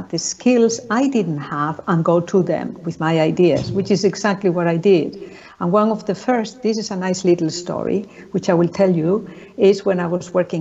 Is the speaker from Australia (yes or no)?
no; Spain; moved away; I'm from Spain originally